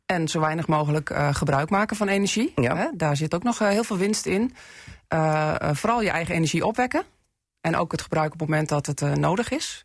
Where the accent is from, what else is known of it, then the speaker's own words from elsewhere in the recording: Assen, Drenthe, Netherlands; also born or lived in Groningen; ik ben geboren in Assen en daar ook getogen.